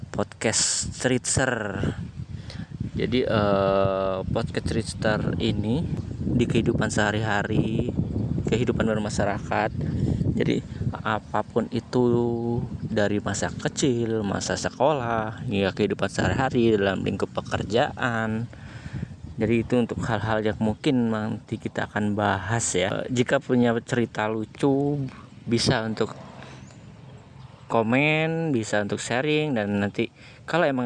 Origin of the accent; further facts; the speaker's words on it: Kalianda, Lampung, Indonesia; born there; saya lahir di Kalianda Lampung Selatan di 28 tahun yang lalu